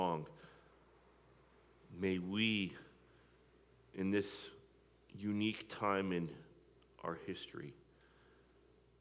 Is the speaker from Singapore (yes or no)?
no; Midwest, United States; moved away as an adult; also born or lived in East Coast; I was in the Midwest, I was from the Midwest.